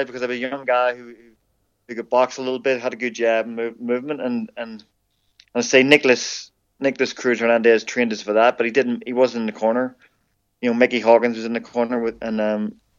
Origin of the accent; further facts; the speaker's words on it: Ireland; as an Irishman